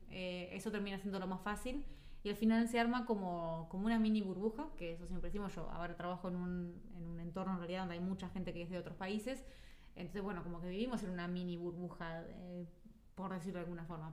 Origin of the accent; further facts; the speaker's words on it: Uruguay; moved away as an adult; now in Spain; la uruguaya